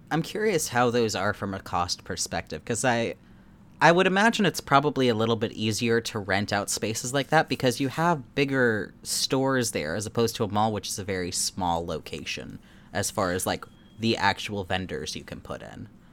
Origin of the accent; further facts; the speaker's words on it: Anchorage, Alaska, United States; moved away; we had a lot of outdoor ice rinks in, in my hometown